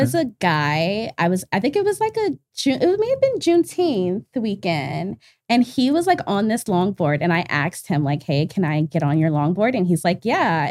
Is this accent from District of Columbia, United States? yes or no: yes; Washington, District of Columbia, United States; moved away; I'm from Northeast D C